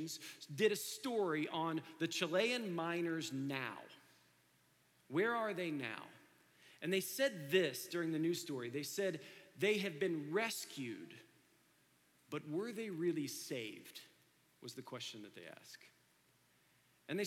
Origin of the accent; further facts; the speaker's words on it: Dayton, Ohio, United States; I grew up in Dayton, Ohio.